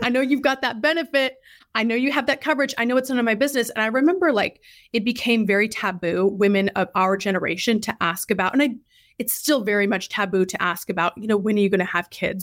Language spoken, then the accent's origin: English; Idaho, United States; moved away as an adult; also born or lived in Eastern Washington / Tucson, Arizona / Indianapolis; now in Dallas, United States; I'm originally from Idaho